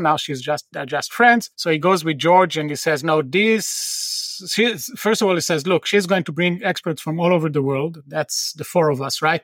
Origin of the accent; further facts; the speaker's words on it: Tel Aviv, Tel Aviv District, Israel; moved away; I'm from Tel Aviv originally.